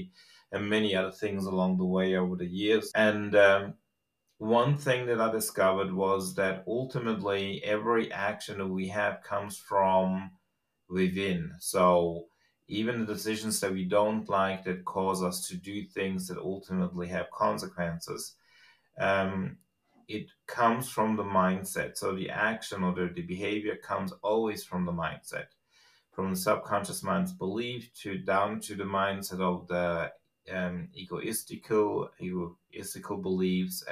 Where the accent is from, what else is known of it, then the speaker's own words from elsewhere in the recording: Switzerland; English is a second language; moved away as an adult; also born or lived in Australia; I grew up in Switzerland, and at the age of about 25, I decided I wanted to go to Australia after a brief, stay in Australia to learn the language itself